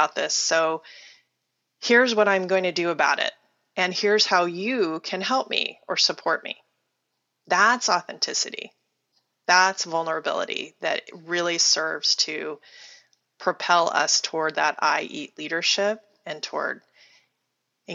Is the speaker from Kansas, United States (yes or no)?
yes; Wichita, Kansas, United States; moved away; I was born in Wichita, Kansas, which is about the most Midwestern town in the Midwest you can possibly be from.